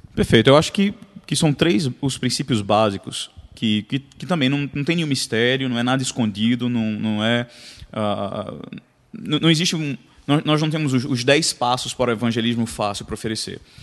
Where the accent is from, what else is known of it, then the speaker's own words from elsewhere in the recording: Recife, Pernambuco, Brazil; moved away as an adult; now in United States; eu sou de Recife, né? Se o sotaque já não entregou